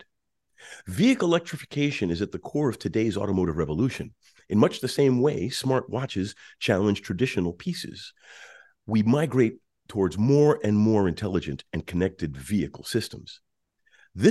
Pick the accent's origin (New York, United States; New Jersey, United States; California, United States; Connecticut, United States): New York, United States; New York City; I grew up in Queens, New York City, and my father owned a garage and gas station in Brooklyn